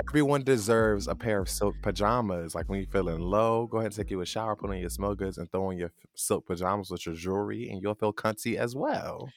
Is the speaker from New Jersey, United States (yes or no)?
yes; New Jersey, United States; I'm from Jersey.